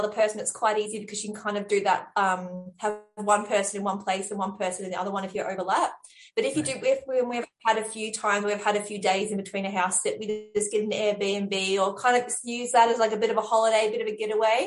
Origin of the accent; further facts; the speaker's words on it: Australia; moved away; also born or lived in London; I'm Australian